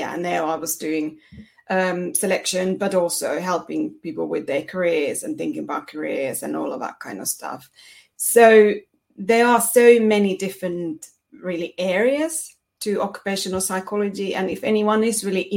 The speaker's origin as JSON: {"language": "English", "country": "Finland", "moved": "as an adult", "lives_now": "United Kingdom", "said": "originally I'm from Finland"}